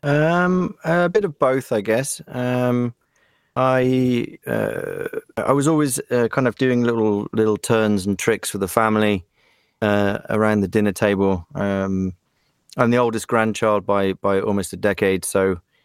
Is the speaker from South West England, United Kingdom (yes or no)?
yes; West Country, South West England, United Kingdom; moved away as an adult; also born or lived in Germany; now in Prague, Czech Republic; I moved to England when I was seven and uh, grew up very English